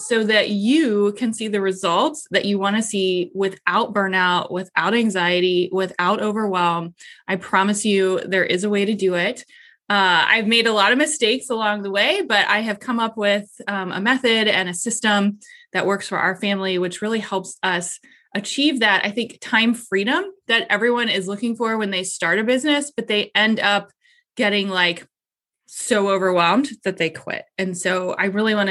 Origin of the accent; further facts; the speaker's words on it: Columbus, Ohio, United States; I am from Columbus, Ohio